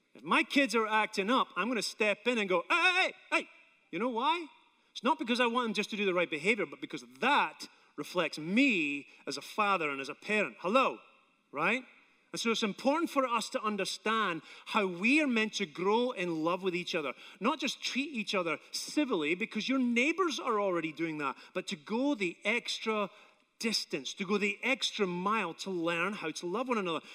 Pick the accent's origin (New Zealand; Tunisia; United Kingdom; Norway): United Kingdom; Scotland; now in United States; I'm Scottish